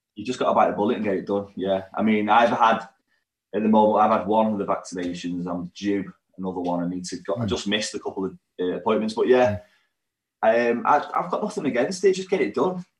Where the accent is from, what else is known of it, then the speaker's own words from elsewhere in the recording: Warrington, North West England, United Kingdom; also born or lived in Manchester; we're from Warrington, but Manchester's our home town